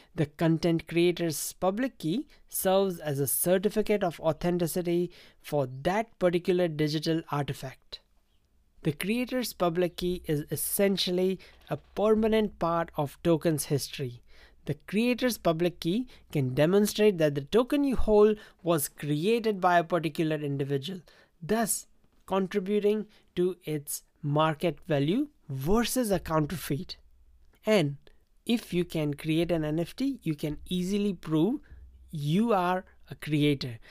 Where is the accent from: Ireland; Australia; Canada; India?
India; Growing up in India